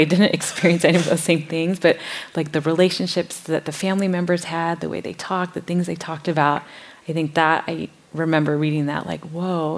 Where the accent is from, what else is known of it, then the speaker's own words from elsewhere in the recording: Minnesota, United States; I grew up in Minnesota